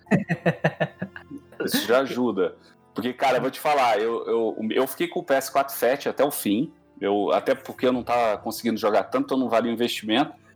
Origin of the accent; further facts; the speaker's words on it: Brazil; eu sou brasileiro